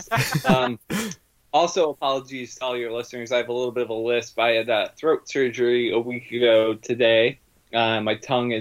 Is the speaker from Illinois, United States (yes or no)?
yes; Chicago, Illinois, United States; we're both from Chicago